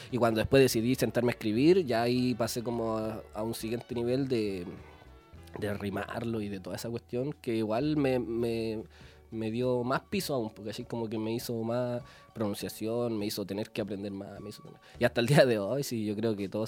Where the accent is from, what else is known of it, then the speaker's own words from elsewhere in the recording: Nueva Imperial, Araucanía, Chile; Nosotros somos de Nueva Imperial, mi familia procedente de allá, de Camino a Carahue.